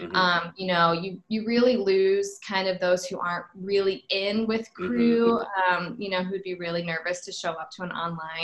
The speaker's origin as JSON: {"language": "English", "town": "Greenwood", "region": "Indiana", "country": "United States", "tie": "born or raised there", "said": "So I grew up down on the South Side, went to Center Grove High School"}